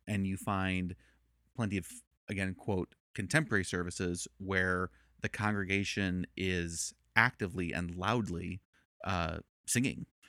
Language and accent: English; Chicago, Illinois, United States; moved away as an adult; also born or lived in Northern Virginia / Chattanooga; I'm originally from Chicago and, uh, born, born in the city, raised in the suburbs